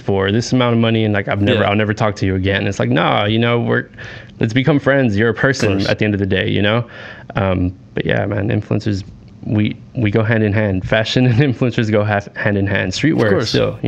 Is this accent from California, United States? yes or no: yes; Los Angeles, California, United States; I'm from Southeast LA, so Huntington Park, Maywood, Bell